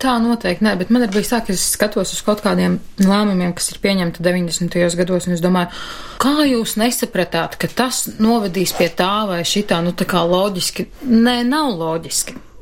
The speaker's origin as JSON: {"language": "Latvian", "country": "Latvia", "tie": "born or raised there", "said": "Esmu dzimusi šeit, augusi šeit, mazliet pablandījusies pa pasauli un atgriezusies šeit pat."}